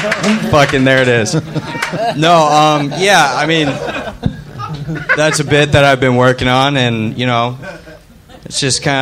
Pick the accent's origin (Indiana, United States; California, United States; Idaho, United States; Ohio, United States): Ohio, United States; Cincinnati; moved away as an adult; also born or lived in Bowling Green, Ohio; now in Los Angeles, United States; I'm from. Cincinnati area.